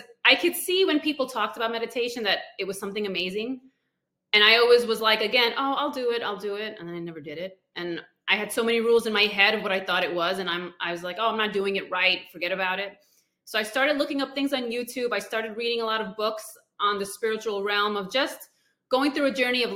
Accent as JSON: {"language": "English", "country": "India", "said": "I'm from India"}